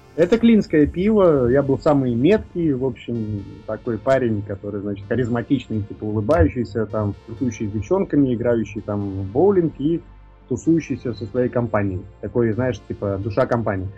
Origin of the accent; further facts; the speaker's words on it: Jūrmala, Latvia; moved away as an adult; now in Moscow, Russia; у меня на родине, в Латвии